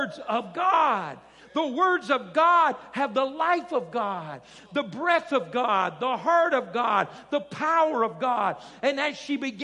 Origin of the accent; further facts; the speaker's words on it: South Arkansas, United States; I grew up down in South Arkansas, and we're not far from Cajun land.